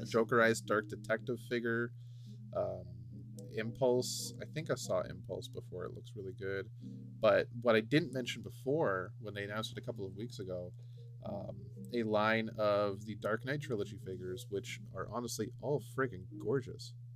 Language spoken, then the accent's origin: English; Canada; me being the Canadian